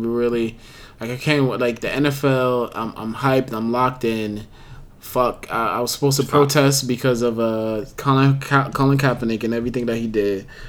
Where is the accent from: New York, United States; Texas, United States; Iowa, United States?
New York, United States; New York City; I've been in New York pretty much all my life.